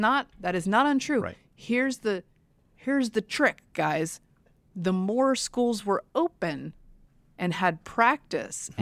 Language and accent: English; Durham, North Carolina, United States; I grew up in Durham, I was not one of them.